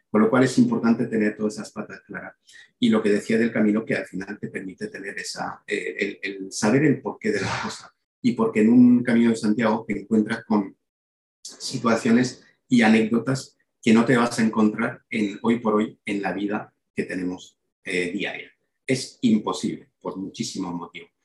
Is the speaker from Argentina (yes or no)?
no; Belgium; moved away as an adult; also born or lived in Málaga, Spain / El Bierzo (family origin); yo nací en Bélgica hace 58 años. Em, eh, y he pasado 18 años de mi vida ahí. Cuando decía esa foto de camareros es cuando llegué a Málaga